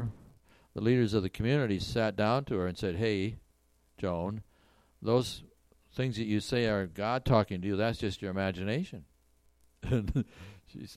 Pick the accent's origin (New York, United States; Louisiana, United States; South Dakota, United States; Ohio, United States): South Dakota, United States; Canton; moved away as an adult; also born or lived in Moorhead, Minnesota; I grew up in Canton, South Dakota, so I know blizzards